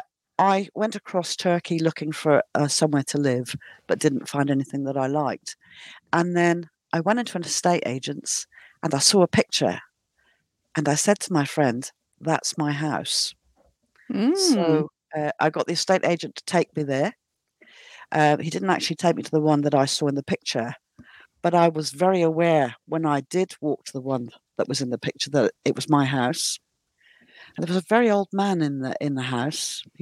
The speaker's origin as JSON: {"language": "English", "town": "Plymouth", "region": "South West England", "country": "United Kingdom", "also_born_or_lived": "Sussex", "moved": "as an adult", "said": "I'm originally from England, from Devon, Plymouth, actually."}